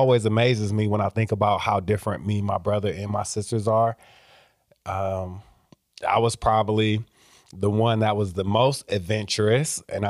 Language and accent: English; Iowa, United States; So my mom was born in Mississippi, so I'm first generation Iowan. I was born here, my siblings were born here, but my mom and a lot of my other relatives were born down south.